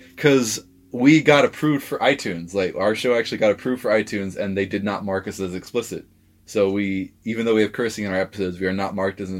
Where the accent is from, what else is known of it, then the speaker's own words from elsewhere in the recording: London, United Kingdom; now in Ireland; I grew up in London